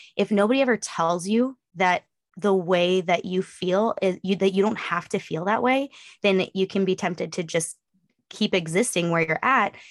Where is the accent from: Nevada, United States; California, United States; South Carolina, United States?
California, United States; Northeastern; also born or lived in Eastern Oregon; now in East Texas, United States; I grew up in Northeastern California